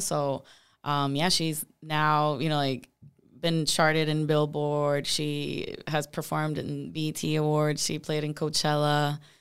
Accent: Puerto Rico; moved away as an adult; now in Tampa, United States; I'm originally from Puerto Rico

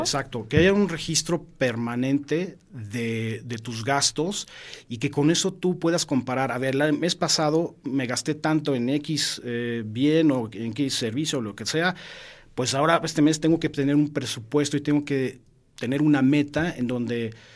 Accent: Mexico; como mexicanos

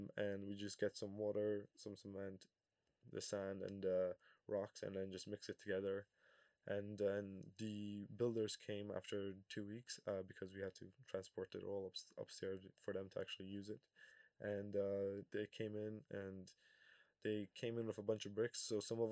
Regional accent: Kosovo; I come from Kosovo, so the heat is usually around 30 degrees

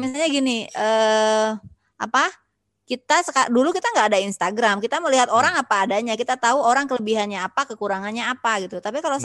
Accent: West Kalimantan, Indonesia; moved away; ya lahir orang Sunda tapi aku lahir besar di Kalimantan

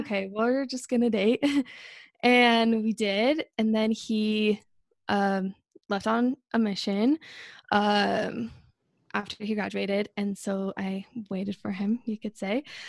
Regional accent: Northern Utah, United States; I'm twenty-five, and I'm from Northern Utah.

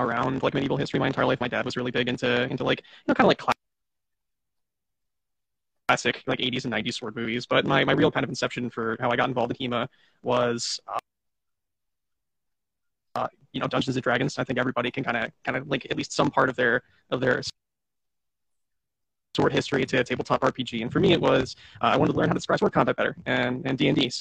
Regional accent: Cape May, New Jersey, United States; now in Philadelphia, United States; I'm originally from South Jersey. I haven't lived in Philadelphia my whole life. Southern New Jersey, specifically Cape May

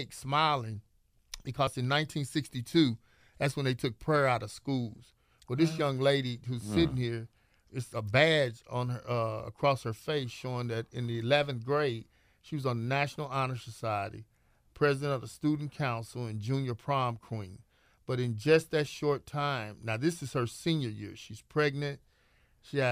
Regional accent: St. Louis, Missouri, United States; Born and raised in St. Louis.

